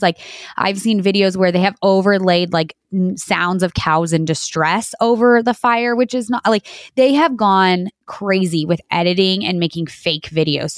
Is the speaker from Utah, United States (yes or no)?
no; New Mexico, United States; born and raised in New Mexico my entire life on a dairy farm